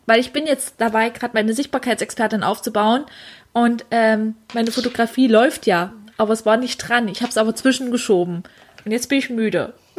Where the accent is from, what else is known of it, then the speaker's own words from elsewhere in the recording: Dessau, Saxony-Anhalt, Germany; ich komme gebürtig aus Dessau